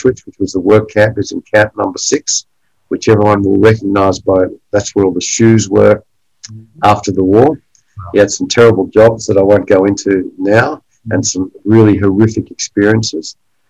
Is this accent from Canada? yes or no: no; Australia; I grew up in Australia as a first-generation Australian